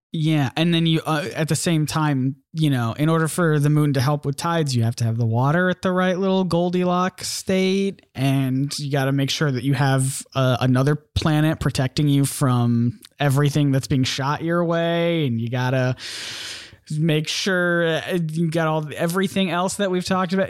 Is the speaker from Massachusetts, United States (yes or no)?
no; South Carolina, United States; South Carolina